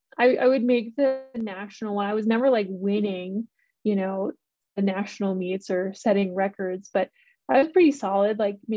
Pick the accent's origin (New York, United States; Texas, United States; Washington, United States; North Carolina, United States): New York, United States; Hamilton; moved away as an adult; also born or lived in Buffalo, New York; now in Boulder, United States; I grew up in upstate New York, was born in Buffalo, and then grew up in a little town called Hamilton.